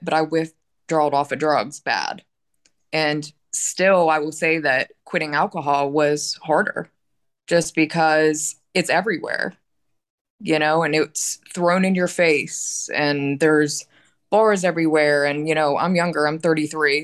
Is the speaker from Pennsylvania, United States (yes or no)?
yes; Pittsburgh, Pennsylvania, United States; I'm from Pittsburgh, Pennsylvania